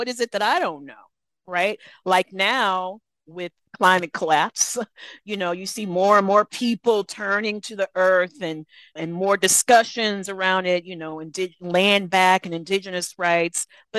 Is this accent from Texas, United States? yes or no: yes; Texas, United States; I grew up in South Texas, and my ancestry is Black and Mexican.